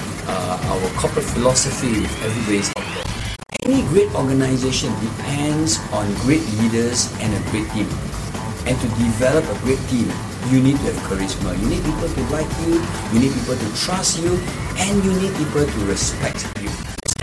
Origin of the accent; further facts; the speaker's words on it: Singapore; I was a street kid. I grew up in Jalan Besar